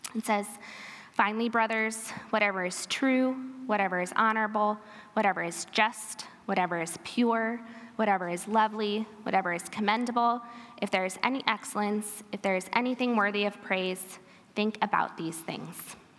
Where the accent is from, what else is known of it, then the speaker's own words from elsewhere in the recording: Pella, Iowa, United States; I am an Iowan, born and bred